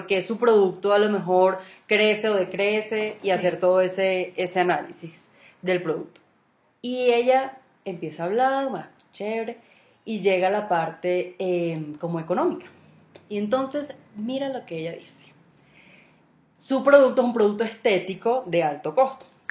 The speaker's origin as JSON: {"language": "Spanish", "country": "Venezuela", "tie": "born or raised there", "moved": "as an adult", "lives_now": "Colombia", "said": "ese es mi país, ¿me entiendes? Es donde yo nací, mis raíces, todo, o sea, yo me fui obligada"}